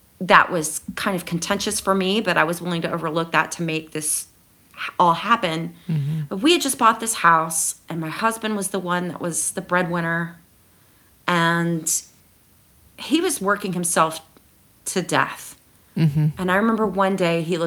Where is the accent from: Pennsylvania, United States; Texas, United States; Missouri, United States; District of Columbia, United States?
Texas, United States; San Angelo; moved away as an adult; also born or lived in Austin, Texas / Seattle, Washington; now in Ireland; I was born and raised in San Angelo, Texas.